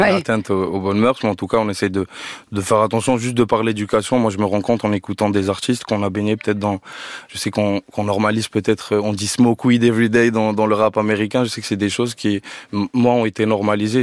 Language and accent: French; Algiers, Algiers Province, Algeria; now in France; là où j'ai grandi à Alger